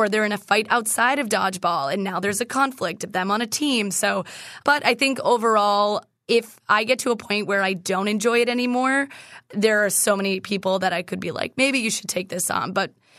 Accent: Massachusetts, United States; So we didn't play dodgeball in school. I'm from Massachusetts.

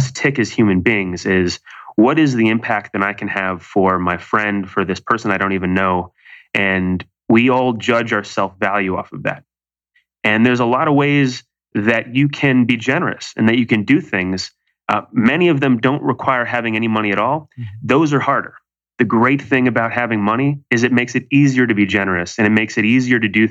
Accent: Malibu, California, United States; now in New York City, United States; I grew up in Malibu, California, where there happen to be fabulously wealthy people who have everything

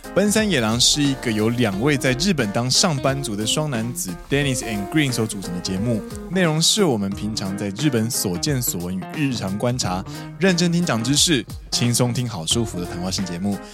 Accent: Taiwan; moved away as an adult; now in Japan; 我们台湾人呢，其实都会说和服

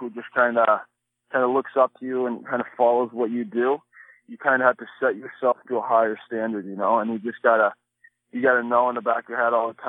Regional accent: East Coast, United States; Growing up on the East Coast

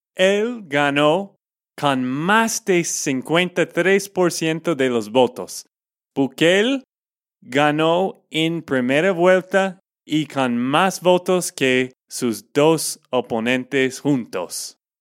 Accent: Texas, United States; de Texas, Estados Unidos

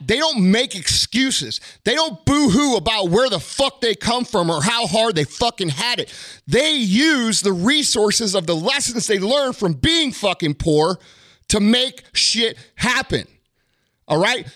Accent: St. Louis, Missouri, United States; I'm a redneck from South County, Saint Louis.

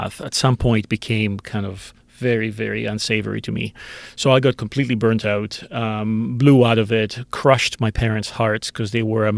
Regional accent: Greece; now in Canada; I grew up in Greece. I grew up 50 years ago in Greece.

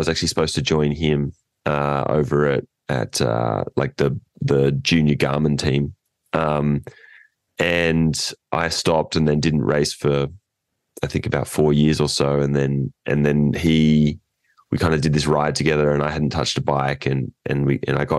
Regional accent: inland from Port Macquarie, New South Wales, Australia; now in California, United States; we are from Australia, New South Wales, north of Sydney

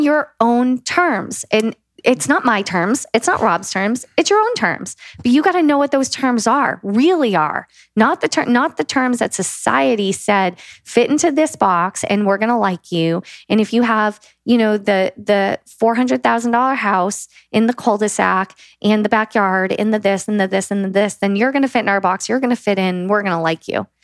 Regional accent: the South of the USA, United States; I was raised in the South of the USA

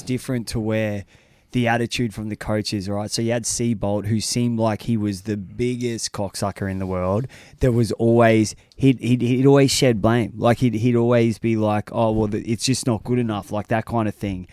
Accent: United States; I'm an American

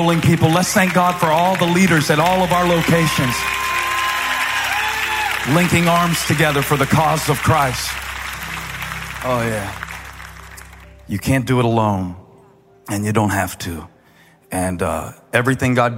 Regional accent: Moncks Corner, South Carolina, United States; I'm from Monk's Corner

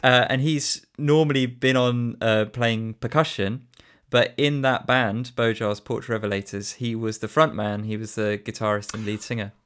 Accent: Shrewsbury, West Midlands, United Kingdom; I was born in Shrewsbury and I, I grew up here and I've always lived here

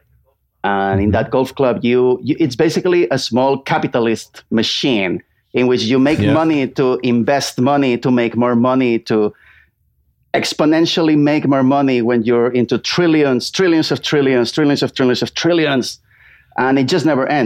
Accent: Barcelona, Catalonia, Spain; English is a second language; moved away as an adult; now in London, United Kingdom; I'm originally from Barcelona, Spain, but I've been in London for 10 years now.

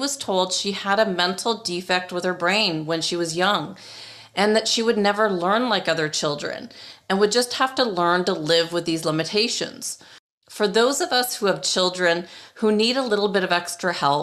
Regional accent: Toronto, Ontario, Canada; now in Arizona, United States; Toronto, where I grew up and went to school

